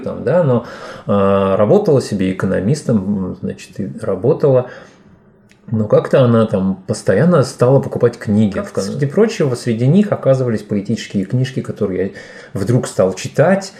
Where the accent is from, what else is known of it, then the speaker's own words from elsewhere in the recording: Fergana, Fergana Region, Uzbekistan; first language Tajik; Russian is a second language; also born or lived in Rishtan, Uzbekistan / Saint Petersburg, Russia; now in Finland; уехала с этого маленького городка, в котором я родился, Риштан, в областной центр Фергану. И там уже, соответственно, я попал в детский сад